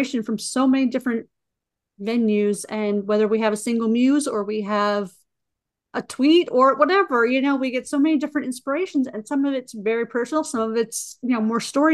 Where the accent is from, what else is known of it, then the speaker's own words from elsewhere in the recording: Pennsylvania, United States; we're both from Pennsylvania near the same area